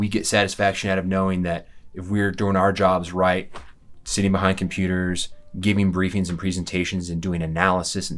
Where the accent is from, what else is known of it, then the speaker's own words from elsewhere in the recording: Colorado, United States; also born or lived in Denver, Colorado; I am a born and raised in Colorado